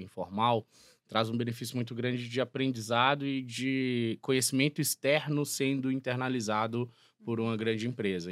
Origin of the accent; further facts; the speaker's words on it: Alvinópolis, Minas Gerais, Brazil; moved away; also born or lived in João Monlevade; Eu sou do interior de Minas Gerais, nascido em João Molevade, criado em Alvinópolis, uma cidade de 14 mil habitantes